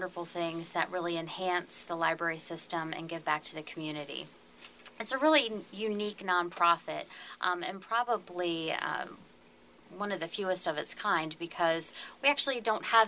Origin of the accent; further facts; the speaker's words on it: Harford County, Maryland, United States; I was born and raised in Harford County, graduate of C. Milton Wright High School